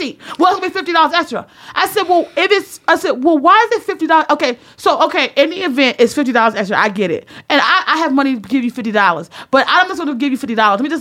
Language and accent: English; the North, United States; I'm from the North